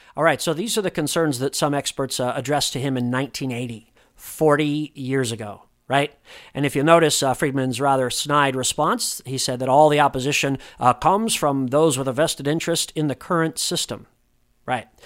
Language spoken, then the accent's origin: English; Indiana, United States; moved away; back home in Indiana, my home state